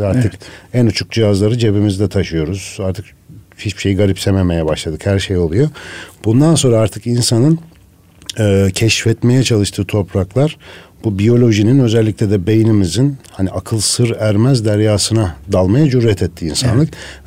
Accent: Ankara, Turkey; moved away as an adult; also born or lived in Şavşat / Ermenek; now in Istanbul, Turkey; Ankaralıyım hep doğma büyüme aslında.

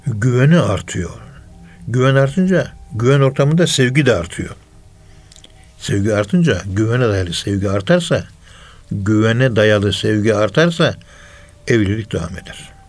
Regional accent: Ankara, Turkey; Ankara'nın yerlisiyiz biz

